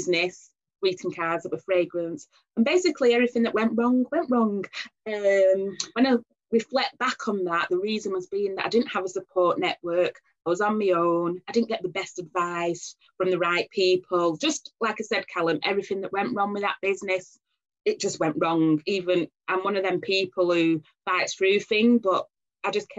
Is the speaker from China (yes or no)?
no; Oldham, North West England, United Kingdom; accent: northern; I was born and bred in Oldham.